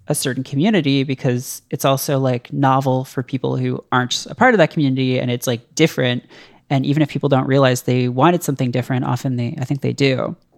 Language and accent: English; Canada; moved away as an adult; now in United States; one of the weird things about being Canadian is, like, you share a lot of culture with the U S